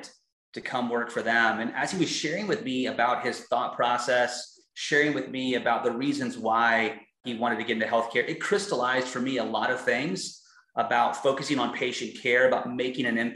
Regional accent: Texas, United States; moved away; I'm from Texas, but I've lived in so many different states as my career has evolved and currently live in Houston, Texas

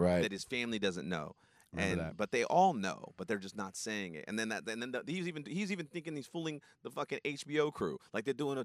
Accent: Sacramento, California, United States; I'm from Sacramento

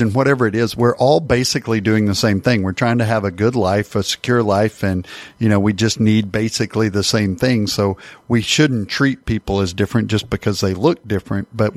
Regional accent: Paris, Texas, United States; I grew up in Paris.

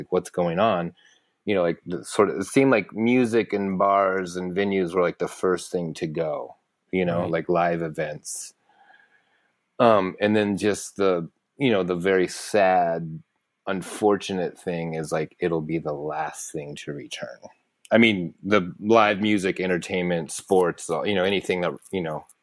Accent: St. Petersburg, Florida, United States; moved away as an adult; also born or lived in Gainesville, Florida / Tampa, Florida; now in New York City, United States; I basically, like, formative years going to school, moved to basically Central Florida, like Tampa, St. Petersburg.

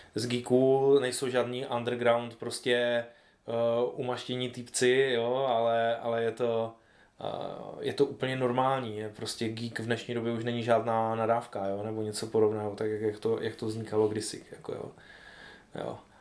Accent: Ostrava region, Moravian-Silesian Region, Czechia; tady u nás na Ostravsku

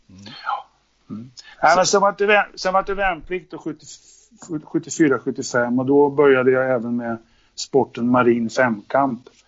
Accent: Linköping, Östergötland, Sweden; now in Haninge, Sweden; Född och uppvuxen i Linköping.

